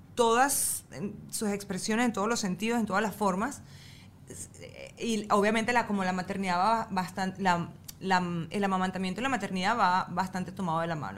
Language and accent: Spanish; El Tigre, Anzoátegui, Venezuela; yo soy de, del Tigre y en el Tigre no había playa